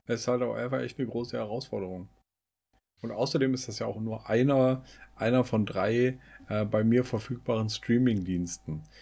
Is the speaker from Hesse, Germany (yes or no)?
yes; Bad Salzschlirf, Hesse, Germany; Hm. Schlürf. Bad Salzschlürf.